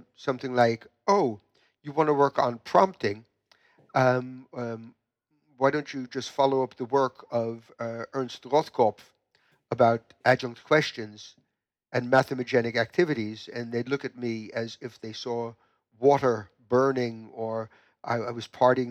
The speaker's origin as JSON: {"language": "English", "region": "New York", "country": "United States", "tie": "born or raised there", "moved": "as an adult", "said": "I was born in the United States, in New York, and in New York, I went to two different universities"}